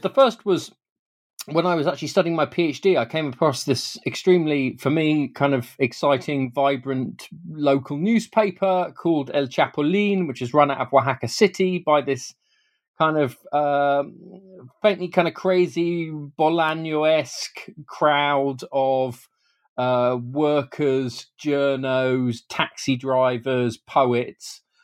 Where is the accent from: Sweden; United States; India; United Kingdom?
United Kingdom; as a British Mexicanist